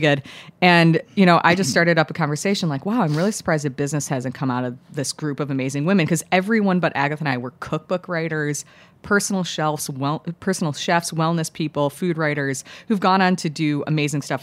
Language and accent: English; Chicago, Illinois, United States; now in New York, United States; I grew up in the suburbs of Chicago